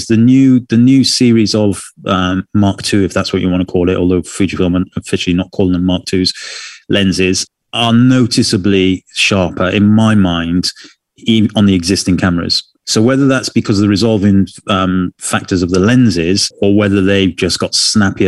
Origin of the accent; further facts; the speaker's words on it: United Kingdom; being British